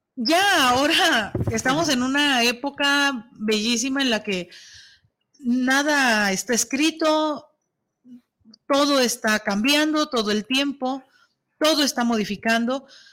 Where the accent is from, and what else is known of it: Mexico